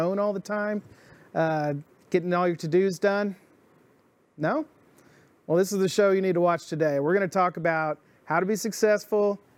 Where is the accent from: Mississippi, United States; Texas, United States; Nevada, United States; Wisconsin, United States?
Texas, United States; Dallas; I grew up in Dallas